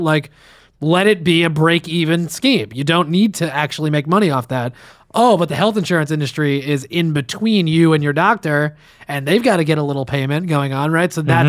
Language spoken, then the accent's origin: English; Westwood, New Jersey, United States; where I grew up in Westwood.